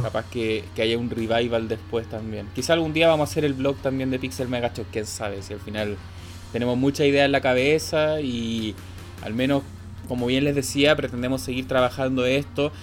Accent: Santiago, Santiago Metropolitan Region, Chile; yo soy de Santiago

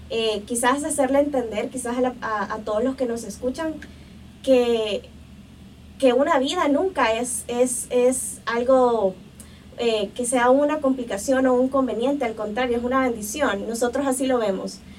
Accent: El Salvador; Y, pues eh, la verdad que eso nos caracteriza como salvadoreños, que somos gente de acción.

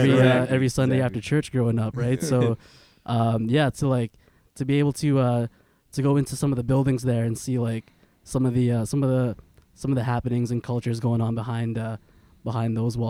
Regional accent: Winnipeg, Manitoba, Canada; like I grew up in the West End, right? Born and bred

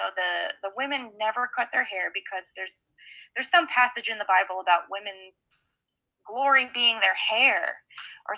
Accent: Lexington, Kentucky, United States; moved away as an adult; also born or lived in Leitchfield, Kentucky; now in Philadelphia, United States; I was 2 years old when I moved to Lexington

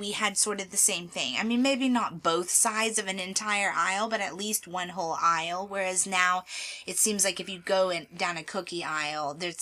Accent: Texas, United States; I am from Texas and we are in Texas

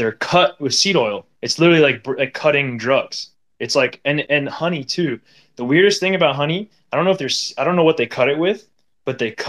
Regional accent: Miami, Florida, United States; growing up in Miami

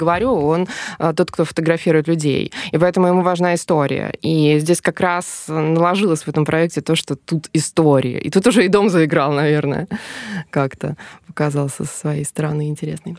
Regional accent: Smolensk Oblast, Russia; now in Smolensk, Russia; я изначально не из Смоленска, я из э, Смоленской области

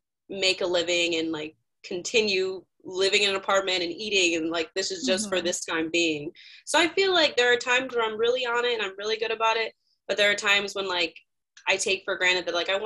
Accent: Northwest Indiana, United States; moved away as an adult; now in Indianapolis, United States; I'm originally from Northwest Indiana, so up by the region, the lake

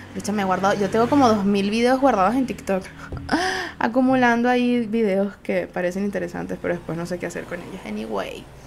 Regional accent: Venezuela; Soy una jeva de Venezuela

